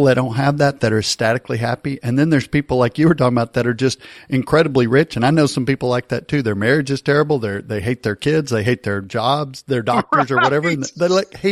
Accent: near Dallas, Texas, United States; I grew up near Dallas and I remember going to Maverick games

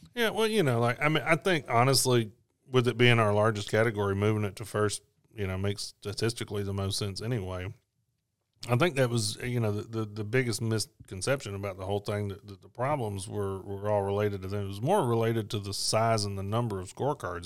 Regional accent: Memphis, Tennessee, United States; that's my hometown

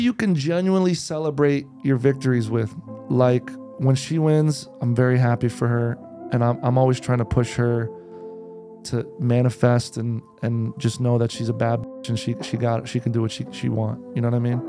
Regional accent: New Jersey, United States; also born or lived in New York; now in Los Angeles, United States; I was born in New Jersey

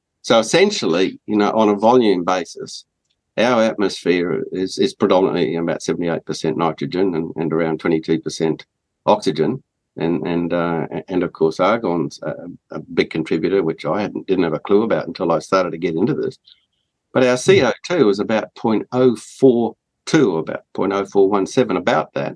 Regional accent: Australia; as an Australian

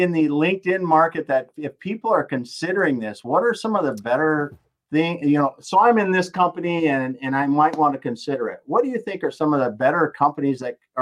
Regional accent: the Dakotas, United States; here I am from the Dakotas

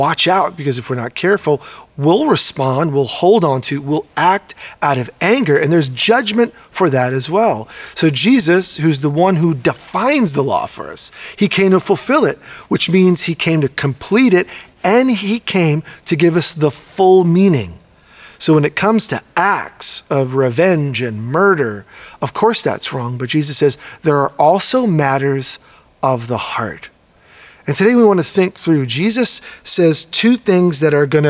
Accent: New York, United States; now in Oregon, United States; a Puerto Rican born and raised in New York, now living in Oregon

